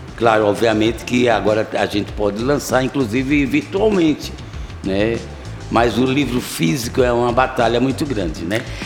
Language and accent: Portuguese; Recife, Pernambuco, Brazil; Eu sou de lá